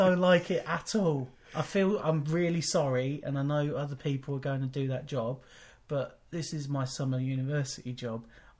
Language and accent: English; Wellingborough, East Midlands, United Kingdom; I once worked a summer job where I worked for a food distribution company in my hometown of Wellingborough.